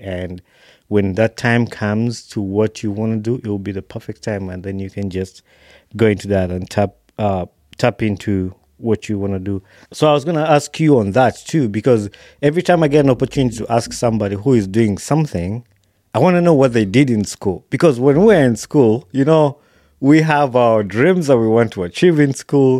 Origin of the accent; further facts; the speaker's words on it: Wakiso, Central Region, Uganda; i was born in Wakiso